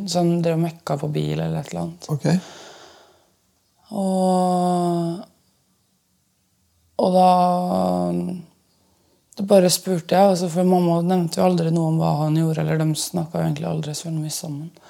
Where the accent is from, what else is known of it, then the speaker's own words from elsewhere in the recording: Østfold, Norway; now in Oslo, Norway; Nå bor jeg jo i Oslo, og jeg er jo egentlig fra Østfold.